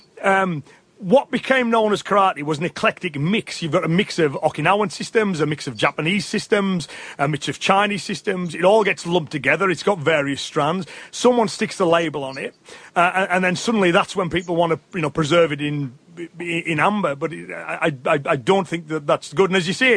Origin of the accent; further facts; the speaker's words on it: England, United Kingdom; me as an Englishman